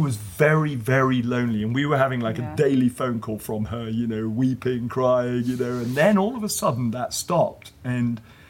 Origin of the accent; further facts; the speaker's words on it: England, United Kingdom; now in United States; … and I being English, living in America